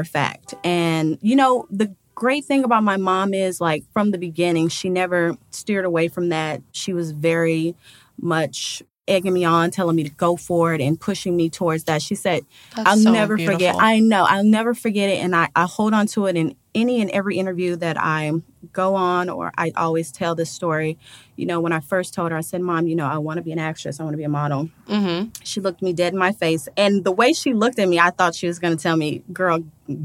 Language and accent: English; Nashville, Tennessee, United States; moved away as an adult; also born or lived in Gary, Indiana / Alabama; now in Los Angeles, United States; I'm from Nashville, Tennessee. Born and raised, I spent a lot of my childhood between Gary, Indiana, Nashville, and Alabama